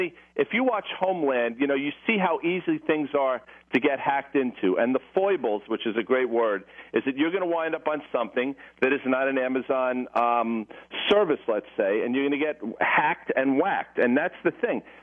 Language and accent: English; Morristown, New Jersey, United States; I'm from Morristown, New Jersey